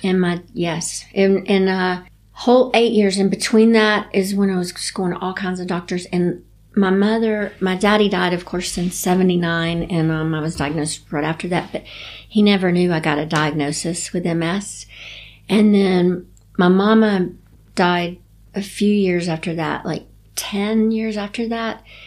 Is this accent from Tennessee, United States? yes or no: yes; Chattanooga, Tennessee, United States; I grew up in Chattanooga, Tennessee